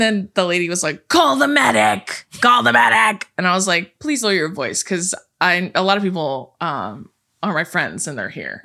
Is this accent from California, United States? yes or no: yes; California, United States; we're born and raised in California